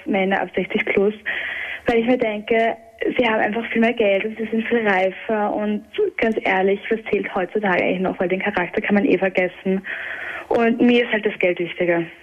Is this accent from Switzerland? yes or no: no; Vienna, Austria; now in Styria, Austria; ich bin aus Wien äh, eigentlich ursprünglich und ich bin aber zu ihm gezogen in die Steiermark